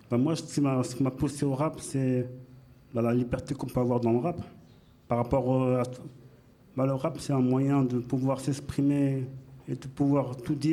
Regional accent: Paris, Île-de-France, France; Moi je viens du Paris 13. Et sinon j'ai été élevé

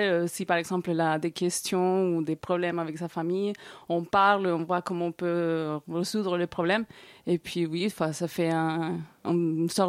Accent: Barrancabermeja, Santander, Colombia; Donc c'est une toute petite ville qui se trouve euh, à l'est, nord-est de, la Colombie. Euh, elle est très chaude.

